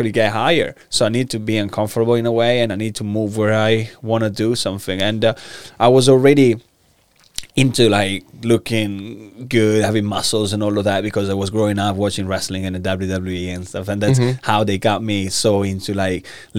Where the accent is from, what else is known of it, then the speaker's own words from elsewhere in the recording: Italy; English is a second language; moved away as an adult; So I'm Italian. I was born in Italy. I'm 29 now, so I was born in 1992